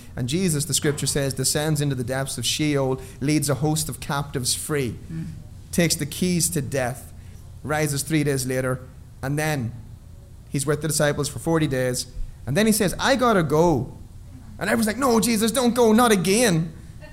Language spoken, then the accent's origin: English; Ireland; I'm Irish. Stoicism is endemic in our culture.